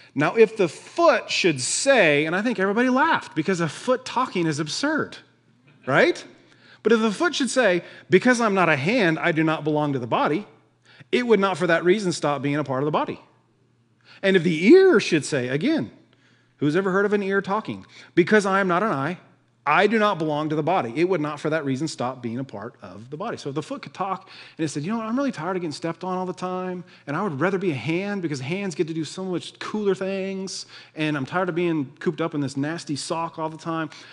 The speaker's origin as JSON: {"language": "English", "country": "United States", "said": "we're Americans"}